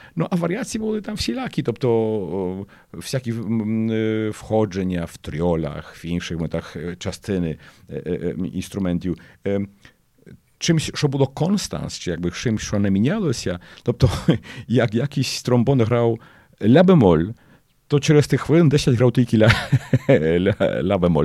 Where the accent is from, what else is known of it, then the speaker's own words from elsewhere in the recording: Lidzbark Warmiński, Warmian-Masurian Voivodeship, Poland; also born or lived in Olsztyn; Я швидко переїхав з Лізбарка в Армінського, де я народився і кінчав цю початкову школу до Ольштина